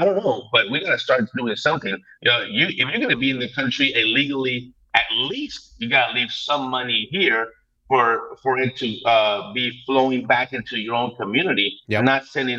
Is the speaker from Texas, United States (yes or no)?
yes; El Paso, Texas, United States; I'm born and raised in El Paso, Texas.